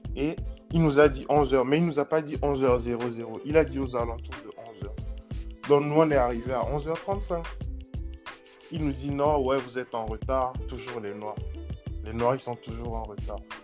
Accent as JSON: {"language": "French", "country": "Togo", "tie": "born or raised there", "moved": "as an adult", "said": "j'ai fait juste de la maternelle jusqu'en terminale au Togo."}